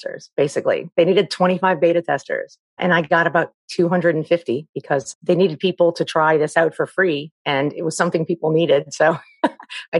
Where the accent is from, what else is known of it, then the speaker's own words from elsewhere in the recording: New Orleans, Louisiana, United States; I'm from New Orleans